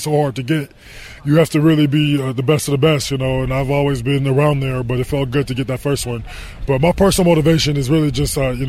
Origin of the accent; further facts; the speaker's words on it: Denver, Colorado, United States; moved away as an adult; also born or lived in Miami, Florida / Arizona; I grew up in Denver, Colorado, which is a little cold